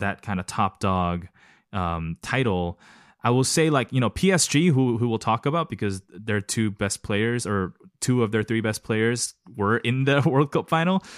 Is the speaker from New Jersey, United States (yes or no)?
no; Los Angeles, California, United States; also born or lived in South Korea / East Lansing, Michigan; I was born in Korea and then we left the country t, for a better opportunity, arrived in Los Angeles